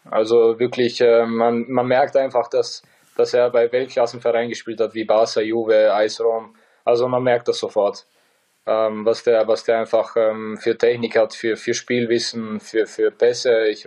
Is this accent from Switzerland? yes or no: no; Bosnia & Herzegovina; Äh, mit 37 so, so Leistungen abzuliefern als, als Bosnier, es macht einfach, es macht einfach ähm, jeden stolz bei uns.